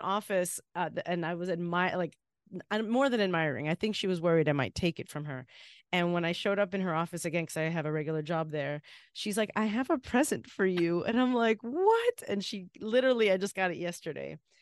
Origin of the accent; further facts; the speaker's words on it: Miami, Florida, United States; now in Boston, United States; being in Miami and being in a place that was like home